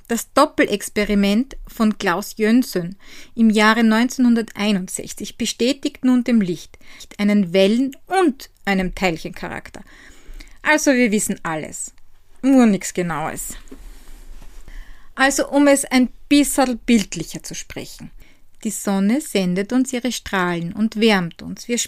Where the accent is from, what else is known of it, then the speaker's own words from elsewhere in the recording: Styria, Austria; von die Handwerkstätte aus meiner Heimat in der grünen Steiermark.